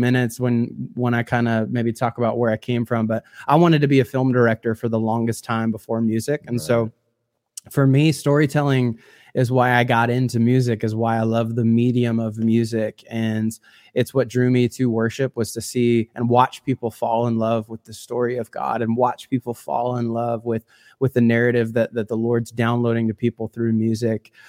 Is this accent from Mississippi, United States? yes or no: no; a couple hours south of Chicago, Illinois, United States; grew up in the Midwest, and so I'm from Illinois, uh, a couple hours south of Chicago